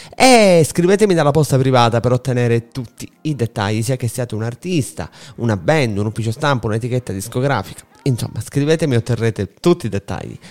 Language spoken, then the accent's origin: Italian; Sicily, Italy; noi siciliani